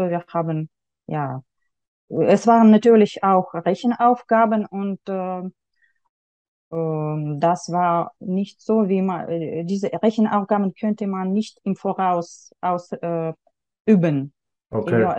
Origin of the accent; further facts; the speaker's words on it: Yekaterinburg, Sverdlovsk Oblast, Russia; German is a second language; now in Germany; ich habe ähm, in Jekaterinburg, in meiner Heimatstadt, habe ich äh, Deutsch an, an der Schule mit dem äh, Schwerpunkt Deutsch gelernt.